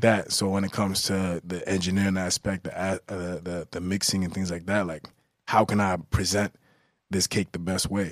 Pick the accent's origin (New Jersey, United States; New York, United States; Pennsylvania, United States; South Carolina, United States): New York, United States; Newburgh; I'm from Newburgh